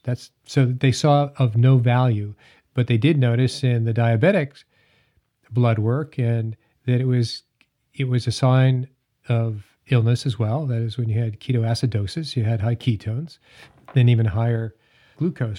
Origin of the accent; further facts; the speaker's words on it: Hanover, New Hampshire, United States; I grew up in Hanover, New Hampshire